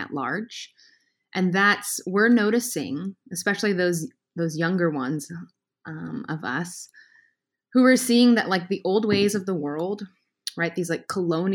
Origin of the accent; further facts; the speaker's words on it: Redlands, California, United States; I grew up in Redlands with a single mom